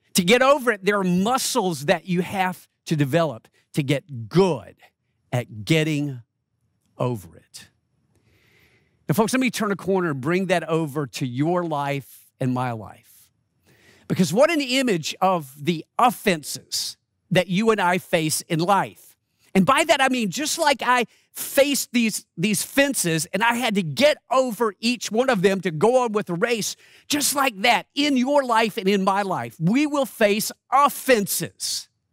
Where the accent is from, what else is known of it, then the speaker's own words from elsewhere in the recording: Rock Hill, South Carolina, United States; moved away; I was in my hometown of Rock Hill, South Carolina